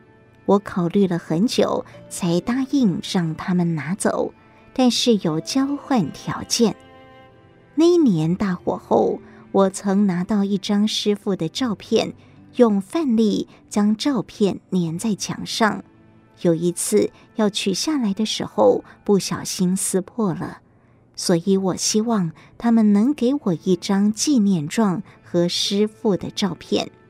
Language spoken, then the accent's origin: Chinese; Chiayi County, Taiwan; 我是嘉义人，五六岁时丧父。十二岁失去母亲，和哥哥分别有两个舅舅抚养长大。